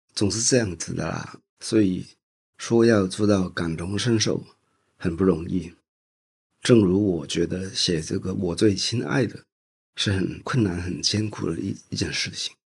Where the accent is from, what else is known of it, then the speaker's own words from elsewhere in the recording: Hong Kong; moved away as an adult; now in Taiwan; 因为那个时候我们还没有过来台湾，我是生在香港